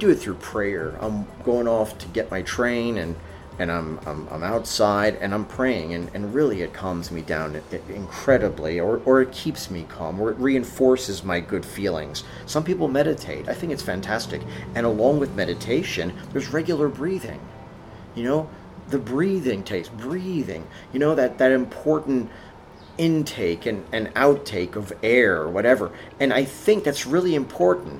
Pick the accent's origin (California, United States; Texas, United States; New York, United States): New York, United States; during my Catholic school days growing up in New York